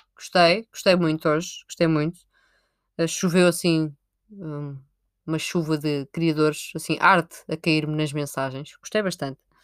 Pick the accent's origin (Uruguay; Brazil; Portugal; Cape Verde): Portugal; Sintra, Lisbon; Eu sou de Sintra